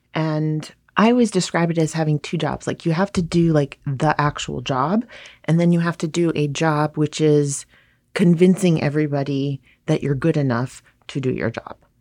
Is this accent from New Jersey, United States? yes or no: no; Hawaii, United States; now in New York City, United States; I grew up in Hawaii